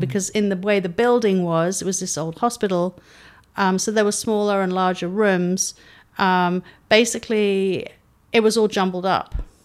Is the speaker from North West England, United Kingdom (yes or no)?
no; London, United Kingdom; moved away as an adult; now in San Diego, United States; I was brought up in London